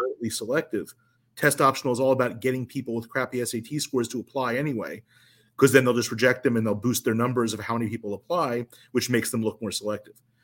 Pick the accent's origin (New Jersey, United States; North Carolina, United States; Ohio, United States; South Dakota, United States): New Jersey, United States; also born or lived in Chicago; I ultimately moved from Chicago back to my hometown in South Jersey